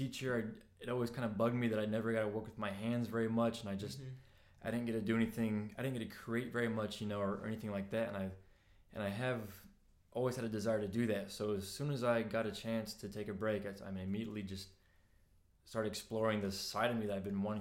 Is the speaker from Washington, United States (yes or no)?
yes; Washington, United States; moved away as an adult; also born or lived in Utah / Memphis, Tennessee; now in Tennessee, United States; I'm originally from Washington State